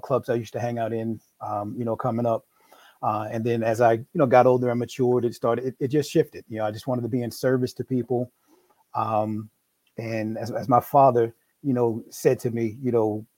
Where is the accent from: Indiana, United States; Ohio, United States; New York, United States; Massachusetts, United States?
New York, United States; now in Maryland, United States; I'm originally from New York.